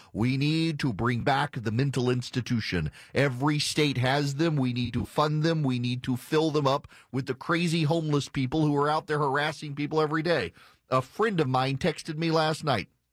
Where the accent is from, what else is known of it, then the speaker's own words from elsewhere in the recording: Jackson, Louisiana, United States; moved away; am from Jackson, Louisiana. Jackson, Louisiana is a small town